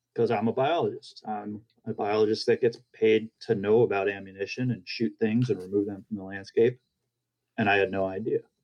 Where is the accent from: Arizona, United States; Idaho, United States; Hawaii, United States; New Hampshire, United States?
New Hampshire, United States; moved away; also born or lived in California; I'm originally from New Hampshire